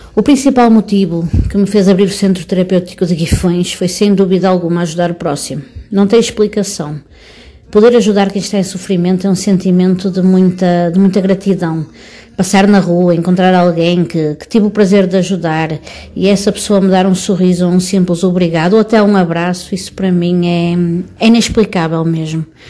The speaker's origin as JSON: {"language": "Portuguese", "town": "Matosinhos", "region": "Porto District", "country": "Portugal", "said": "Eu sou de Matosinhos, uma cidade que pertence ao distrito do Porto"}